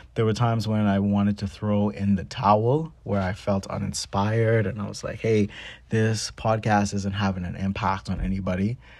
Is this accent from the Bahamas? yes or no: yes; Bahamas; Me growing up in the Bahamas